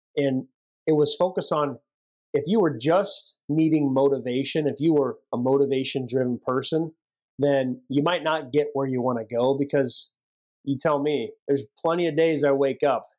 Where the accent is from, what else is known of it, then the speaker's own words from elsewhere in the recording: Central California, United States; we grew up in Central California